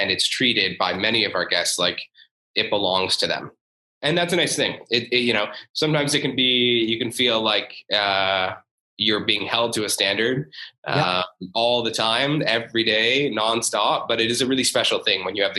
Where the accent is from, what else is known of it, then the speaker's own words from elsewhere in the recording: Stratford, Ontario, Canada; I'm from Stratford